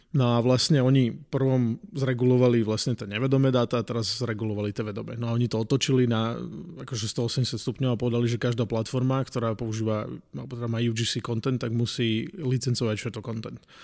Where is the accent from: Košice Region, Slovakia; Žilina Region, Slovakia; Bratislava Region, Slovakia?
Žilina Region, Slovakia; a small village near Martin; moved away as an adult; now in United States; ja som z malej dediny pri Martine.